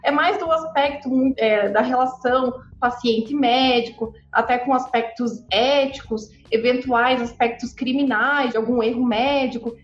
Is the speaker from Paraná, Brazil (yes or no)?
yes; Curitiba, Paraná, Brazil; Eu sou aqui de Curitiba